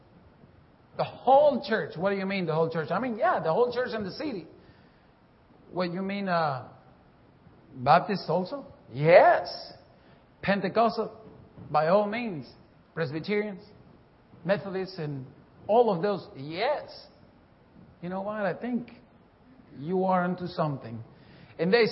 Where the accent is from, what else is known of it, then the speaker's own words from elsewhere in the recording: Bolivia; moved away; I'm from Bolivia, South America